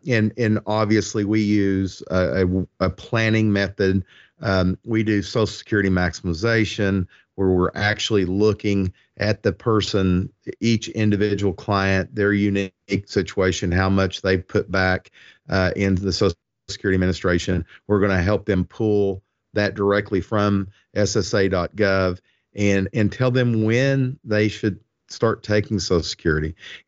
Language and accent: English; Ireland; I'm Irish, and I love the saying that I have made my own.